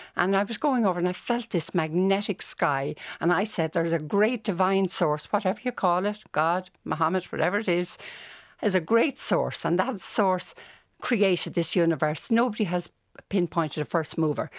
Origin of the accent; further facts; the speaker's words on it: Dublin, Leinster, Ireland; I grew up in Walkinstown.